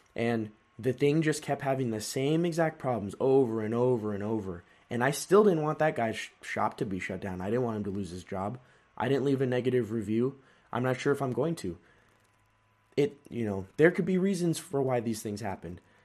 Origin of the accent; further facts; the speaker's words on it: California, United States; I was born in California.